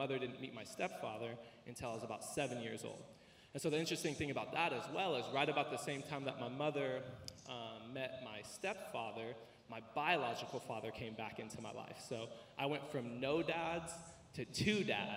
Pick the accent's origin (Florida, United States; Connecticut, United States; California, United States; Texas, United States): California, United States; Riverside; also born or lived in East Los Angeles; I was born in East LA, and I was raised in East Riverside